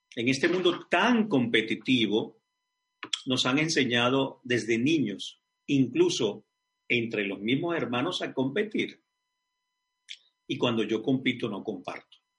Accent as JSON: {"language": "Spanish", "town": "Caracas", "region": "Capital District", "country": "Venezuela", "tie": "born or raised there", "moved": "yes", "said": "Caracas, Venezuela, mi ciudad natal, mi país"}